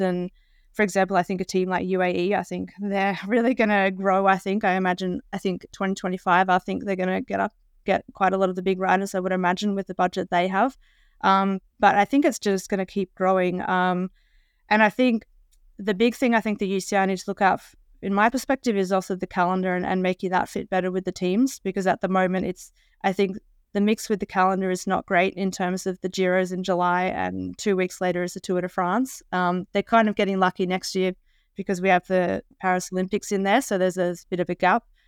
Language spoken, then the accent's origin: English; Australia; as an Australian